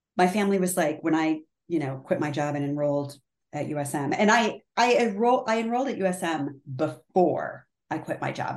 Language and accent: English; Connecticut, United States; moved away; I'm from Connecticut originally, so I say the super wicked ugly